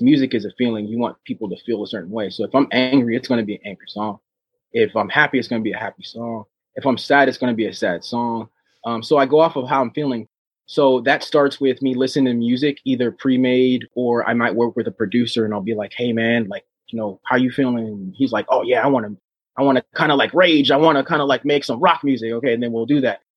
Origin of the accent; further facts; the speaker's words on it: Oceanside, California, United States; moved away as an adult; I grew up in Oceanside, California with all these different races